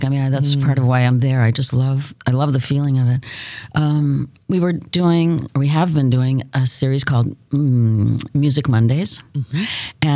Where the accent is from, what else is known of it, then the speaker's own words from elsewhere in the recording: Hibbing, Minnesota, United States; I lived, I was born in Hibbing